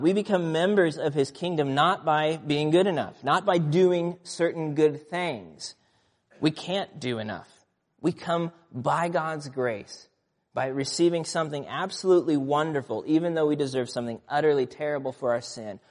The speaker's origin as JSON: {"language": "English", "region": "Nebraska", "country": "United States", "tie": "born or raised there", "said": "And growing up in Nebraska, we lived, um, just north of town, a small town uh, rural area"}